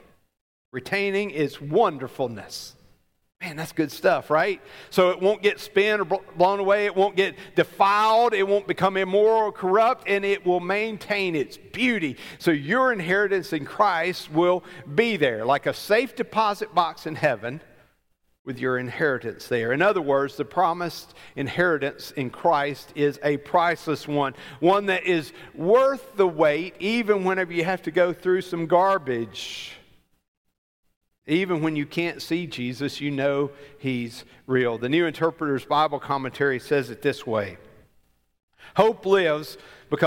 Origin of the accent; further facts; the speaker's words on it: Alabama, United States; I grew up in Alabama